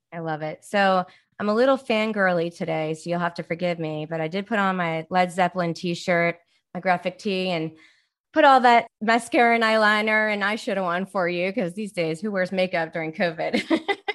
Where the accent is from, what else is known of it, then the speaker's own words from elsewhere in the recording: Baltimore, Maryland, United States; moved away; also born or lived in Jersey City / New York City; I'm from Baltimore.